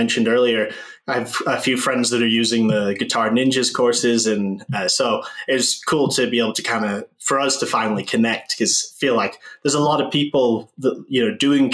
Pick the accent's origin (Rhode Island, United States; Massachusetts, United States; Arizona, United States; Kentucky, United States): Massachusetts, United States; just outside of Boston; When I moved to the States, I was about 3 years old when we moved out here. So I grew up mostly just outside of Boston